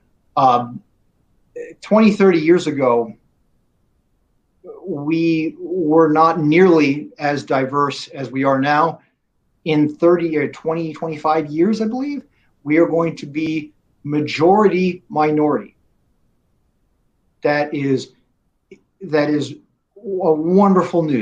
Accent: State College, Pennsylvania, United States; moved away; I grew up in State College, Pennsylvania, and went to Penn State

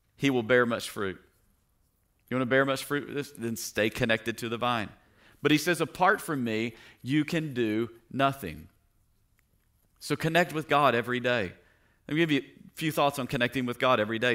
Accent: Tennessee, United States; moved away; I grew up in Tennessee

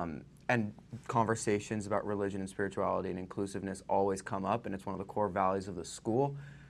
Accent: San Francisco, California, United States; I'm from San Francisco and I go to a really small, very small, very liberal school.

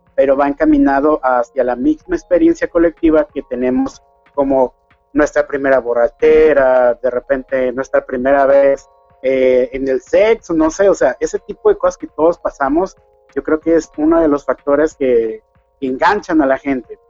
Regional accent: Mexico; accent: Mexican; moved away as an adult; now in Ecuador; Mi esposa es de aquí de Ecuador, yo soy mexicano

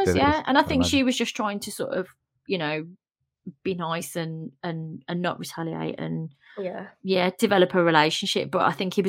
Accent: United Kingdom; I'm British as well.

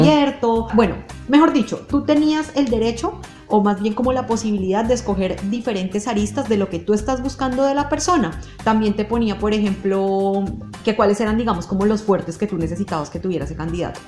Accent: Colombia; en mi país

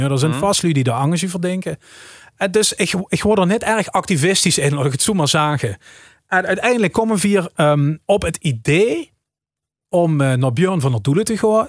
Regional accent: Rimburg, Limburg, Netherlands; born or raised there; accent: Limburgish; first language Limburgish

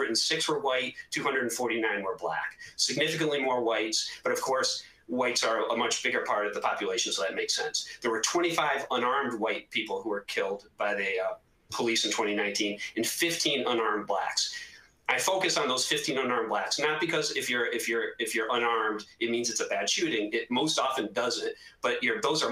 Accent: Northeast, United States; I'm from the Northeast

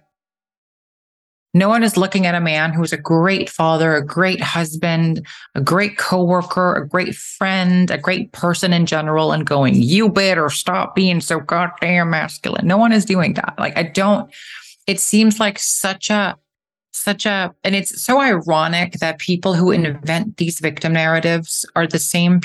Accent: Eysturoy, Faroe Islands; I grew up in the Faroe Islands

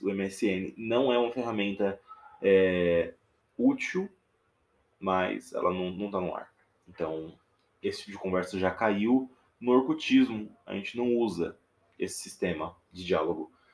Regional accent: interior of Minas Gerais, Brazil; Eu tô aqui falando diretamente do interior de Minas Gerais, que é onde eu sou nascido e criado. Dá pra ver o meu sotaque

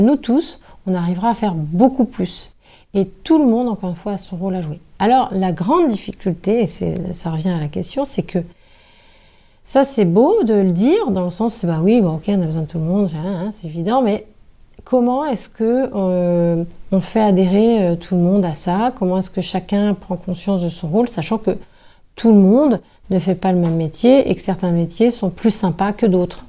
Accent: Brittany, France; moved away; j'ai habité pendant de nombreuses années en dehors de la Bretagne

